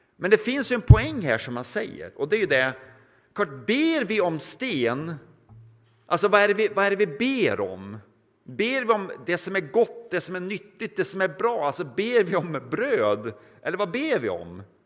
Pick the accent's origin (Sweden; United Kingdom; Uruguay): Sweden; Norrland; now in Mariannelund, Sweden